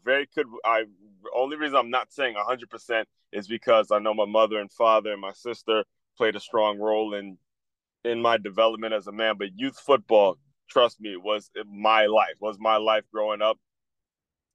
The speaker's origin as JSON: {"language": "English", "town": "Silver Spring", "region": "Maryland", "country": "United States", "tie": "born or raised there", "said": "I grew up in Silver Spring, Maryland"}